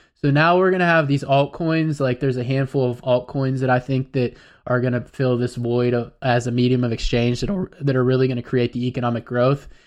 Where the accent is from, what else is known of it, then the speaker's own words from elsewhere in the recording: United States; us as Americans, I'm an American